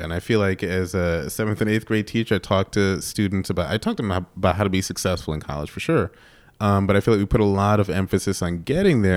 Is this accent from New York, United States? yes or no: yes; New York, United States; now in Chicago, United States; I grew up in New York